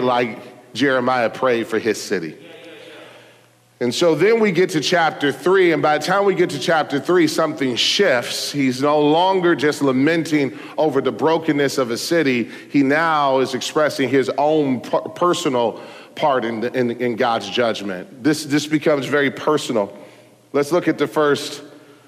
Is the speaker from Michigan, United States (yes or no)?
yes; Detroit, Michigan, United States; I was born in Detroit